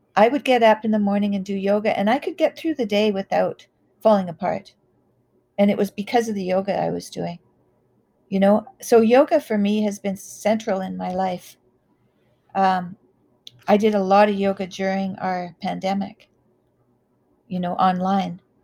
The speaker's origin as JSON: {"language": "English", "country": "Canada", "tie": "born or raised there", "said": "I grew up in the Wild West. I grew up in, I graduated in 1979, which was at the height of alcohol and drug use in Canada. And we had a lot of oil money"}